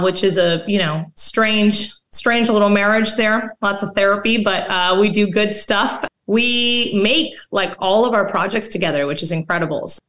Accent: Mexico; I'm actually from Mexico

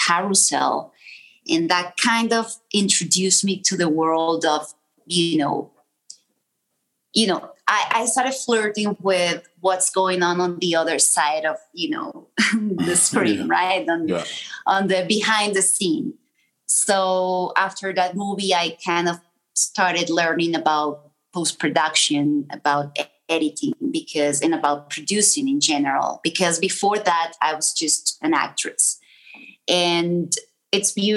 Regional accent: Caracas, Capital District, Venezuela; moved away as an adult; also born or lived in Colombia / Los Angeles / New York; I had a beautiful childhood in Caracas, in Venezuela. My parents were coming from Colombia, so they were immigrants

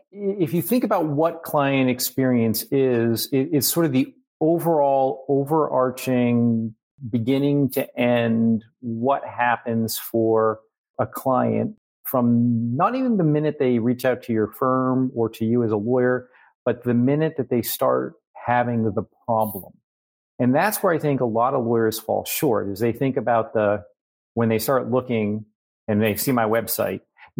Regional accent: New Hampshire, United States; So 20 years ago now, my parents are snowbirds. Now we're from New Hampshire.

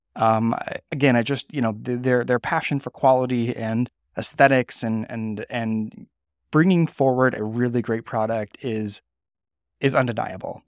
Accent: Napa, California, United States; Napa, California, my hometown

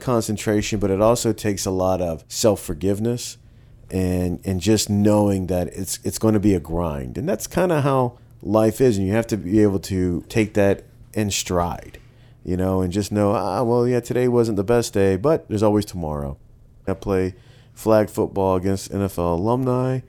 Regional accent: Savannah, Georgia, United States; growing up in Savannah and growing up in more of like a working class family

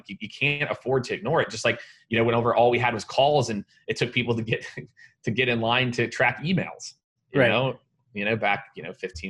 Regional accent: Primghar, Iowa, United States; born there; So I was born in a town of 900 people in Iowa called Primgar. It's in like north central Iowa, if you're going to look it up on a map

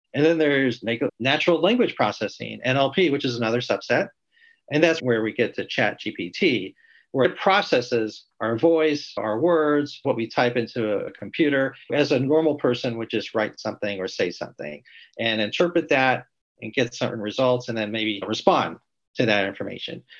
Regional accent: Pasadena, California, United States; I grew up in Southern California around the Pasadena area

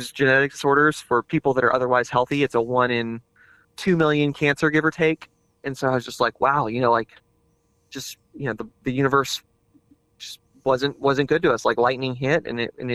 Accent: Houston, Texas, United States; also born or lived in Monahans, Texas; I grew up in Houston, Texas, because my dad was an attorney there

